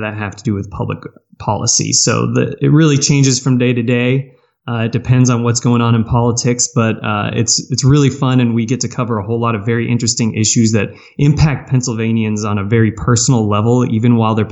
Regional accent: Valencia, California, United States; moved away as an adult; now in Philadelphia, United States; I came from Southern California. That's where I grew up, a town called Valencia, which is about 40 minutes north

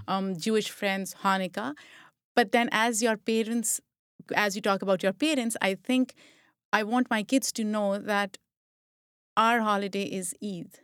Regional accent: Pakistan; moved away; I grew up in Pakistan

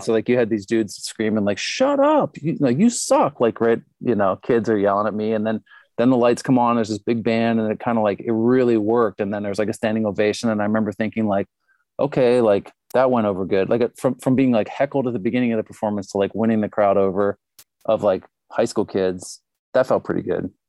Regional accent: Pittsburgh, Pennsylvania, United States; moved away as an adult; also born or lived in Honolulu; now in Minneapolis, United States; I grew up in Pittsburgh

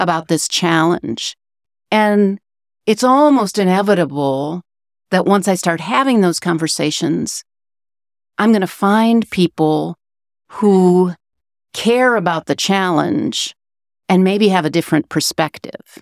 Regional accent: Chicago, Illinois, United States; moved away as an adult; now in Matfield Green, United States; I grew up in the Chicago area. I moved to Matfield Green, Kansas in two thousand six

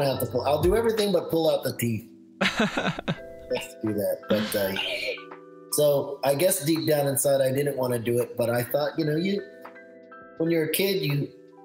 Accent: Philippines; I am Filipino

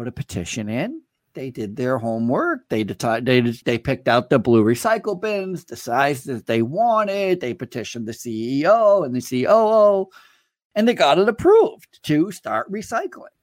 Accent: Vermont, United States; I grew up in Vermont

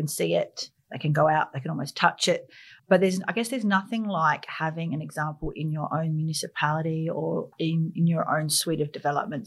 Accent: Riverland, South Australia, Australia; I grew up in the Riverland on Murray River.

